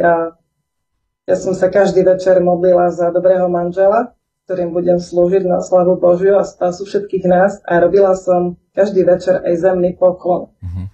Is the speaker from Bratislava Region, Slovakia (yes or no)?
no; Bardejov, Prešov Region, Slovakia; moved away as an adult; now in Strážske, Slovakia; Ja som sa narodila v Bardejove, takisto v pravoslavnej rodine. Od mala sme boli takto učení chodiť do chrámu. Vyrastala som spolu so štyrma súrodencami